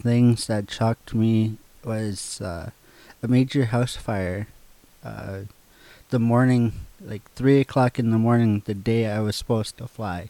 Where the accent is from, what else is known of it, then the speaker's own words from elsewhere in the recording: Cambridge Bay, Nunavut, Canada; I am from Cambridge Bay, Nunavut.